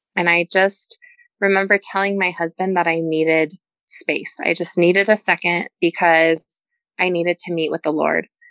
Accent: Denver, Colorado, United States; moved away as an adult; also born or lived in Pensacola; I am from Denver, which is a big city

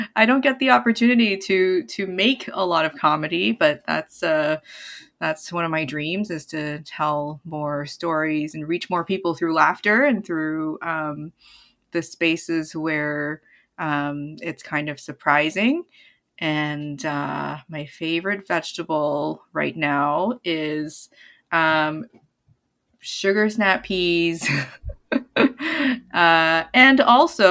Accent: Hong Kong; also born or lived in Toronto, Canada; now in Ottawa, Canada; I used to live in Toronto before this, and I frequent Montreal, and I was born in Hong Kong.

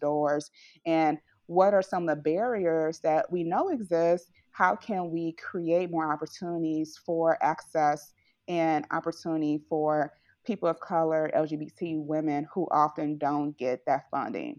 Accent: St. Louis, Missouri, United States; here in my hometown in Saint Louis

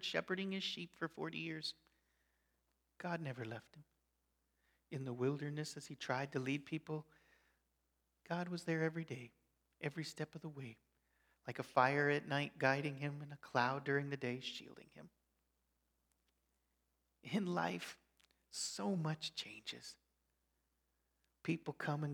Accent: Colorado, United States; moved away as an adult; also born or lived in Chicago, Illinois / Alberta, Canada; now in Nebraska, United States; I grew up in Colorado. I lived 8 years in Chicago, 10 years in Alberta, Canada, and now 11 years in Nebraska

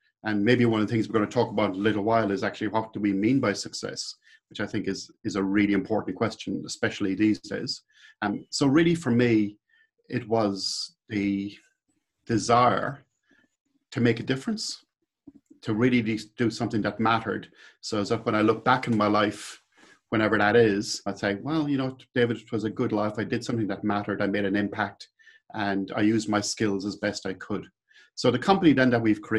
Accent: Midleton, Munster, Ireland; accent: Irish; moved away as an adult; now in New Zealand; I came from a little place called Midleton, which is in the south coast of Ireland.

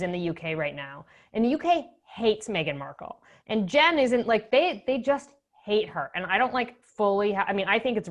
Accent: Canada; moved away as an adult; also born or lived in Ottawa; now in Chicago, United States; as a Canadian

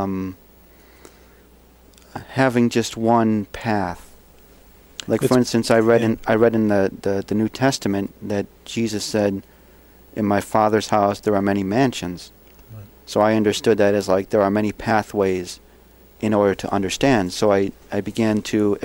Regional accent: Buffalo, New York, United States; I grew up in Buffalo, you know, working class Catholic

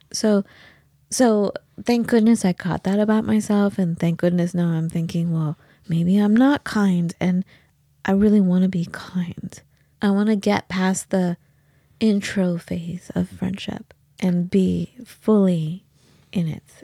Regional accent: Los Angeles, California, United States; we grew up in Los Angeles

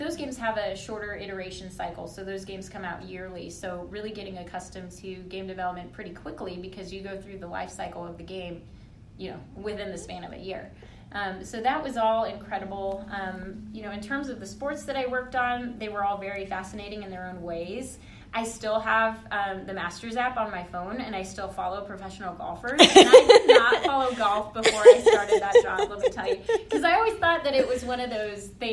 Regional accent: San Antonio, Texas, United States; I'm from San Antonio

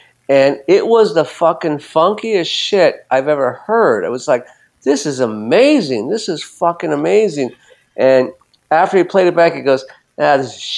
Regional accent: Los Angeles, California, United States; I'm from Los Angeles, Derek, and I grew up in the 80s

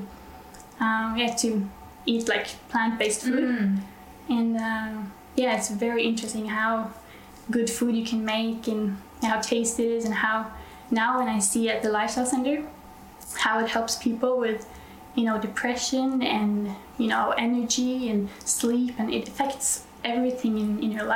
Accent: Norway; I'm from Norway

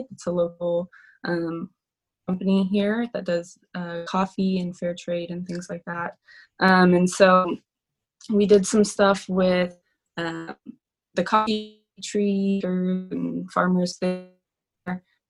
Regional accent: Clovis, California, United States; now in Fresno, United States; I grew up in Clovis, out in the country area. I grew up on a little homestead out there.

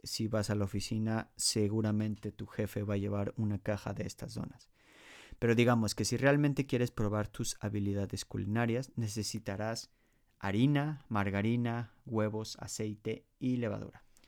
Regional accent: Mexico; moved away as an adult; now in Poland

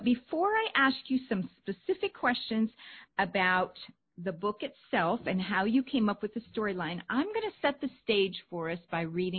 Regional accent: Pennsylvania, United States; now in South Carolina, United States; I grew up in Amish country, had Amish friends, went to a Mennonite church for about 5 years.

